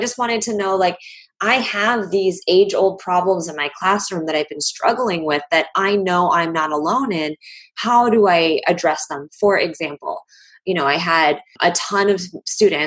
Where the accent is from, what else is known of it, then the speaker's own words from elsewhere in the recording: Chicago, Illinois, United States; the whole world coming to my hometown and seeing beautiful, delicious Chicago